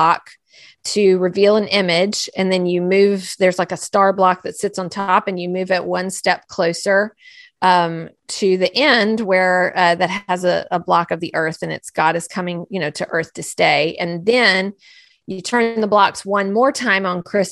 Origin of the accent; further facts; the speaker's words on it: United States; I'm an American